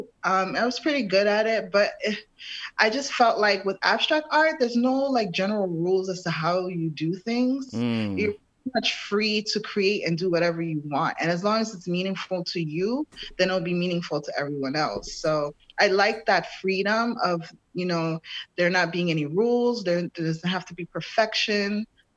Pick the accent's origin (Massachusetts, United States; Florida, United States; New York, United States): New York, United States; New York City; also born or lived in Brooklyn, New York; I'm from New York City. I was born and raised in Harlem, moved to Brooklyn when I was 16 years old